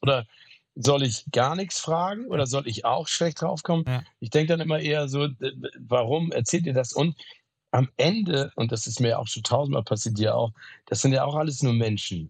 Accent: Hamburg, Germany; also born or lived in Phoenix, Arizona, United States; weg aus meiner Heimat Hamburg

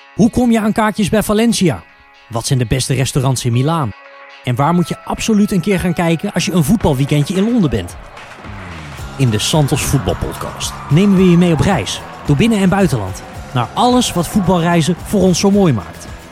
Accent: Netherlands; als Nederlander

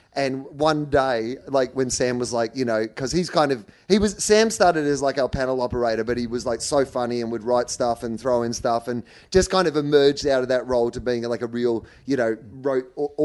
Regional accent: Gippsland, Victoria, Australia; when I was growing up in Gippsland

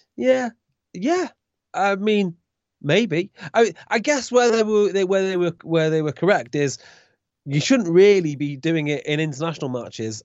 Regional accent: Welsh, Wales, United Kingdom; as a Welsh fan growing up

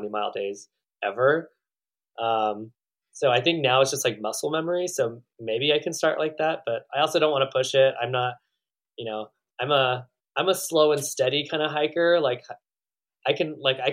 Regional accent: Northern California, United States; moved away; also born or lived in Oregon; I grew up in Northern California

